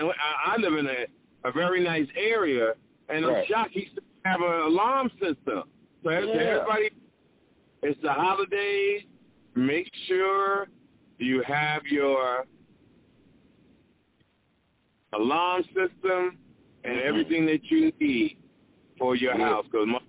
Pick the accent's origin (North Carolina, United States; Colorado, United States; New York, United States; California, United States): North Carolina, United States; Greensboro; I'm from Greensboro, North Carolina